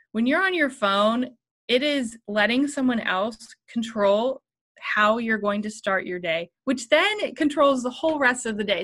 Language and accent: English; Columbus, Ohio, United States; I'm from Columbus, Ohio